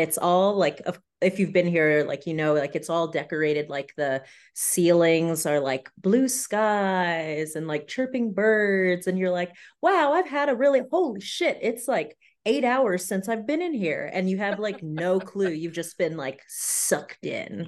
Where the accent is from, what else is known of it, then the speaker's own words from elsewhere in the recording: San Diego, California, United States; moved away as an adult; also born or lived in upstate New York; I'm originally from San Diego, California